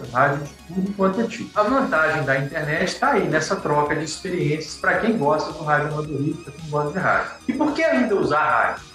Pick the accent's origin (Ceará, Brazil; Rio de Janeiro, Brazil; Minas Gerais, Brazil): Minas Gerais, Brazil; Teixeiras; also born or lived in Viçosa; Eu sou de Teixeiras, uma cidade do interior de Minas Gerais